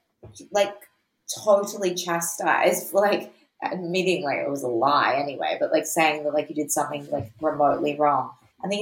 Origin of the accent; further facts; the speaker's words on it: Mornington, Victoria, Australia; growing up in Mornington, like it was a really, really big part of like being a kid